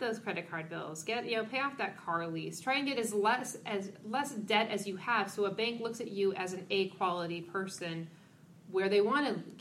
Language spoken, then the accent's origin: English; Los Angeles, California, United States; I'm from Los Angeles, California